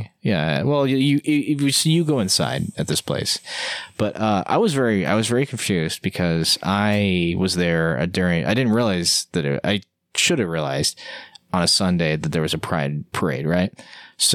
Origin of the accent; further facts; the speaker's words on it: Vernonia, Oregon, United States; also born or lived in Portland, Oregon; Where did I grow up? Vernonia, Oregon. I'm an Oregonian